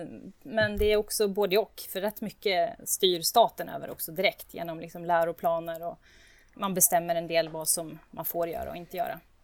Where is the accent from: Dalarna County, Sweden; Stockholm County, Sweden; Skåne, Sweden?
Dalarna County, Sweden; Borlänge; now in Uppsala, Sweden; jag växte upp i Bålänge